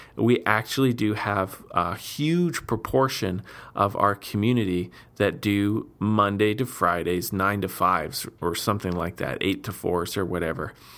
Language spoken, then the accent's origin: English; Steinbach, Manitoba, Canada; my hometown, Steinbeck